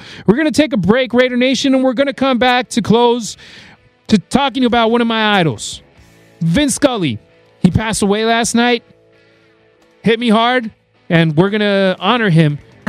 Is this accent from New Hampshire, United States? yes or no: no; Las Vegas, Nevada, United States; They play in my hometown of Vegas.